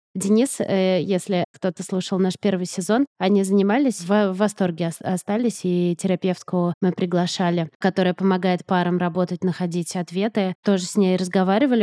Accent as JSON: {"language": "Russian", "region": "Moscow", "country": "Russia", "moved": "as an adult", "lives_now": "United States", "said": "моим домом, в том смысле, в каком была Москва"}